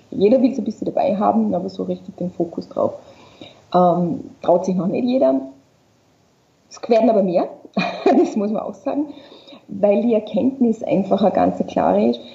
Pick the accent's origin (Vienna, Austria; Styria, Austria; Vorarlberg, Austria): Vorarlberg, Austria; ich komme aus Vorarlberg und mein Papa war Skilehrer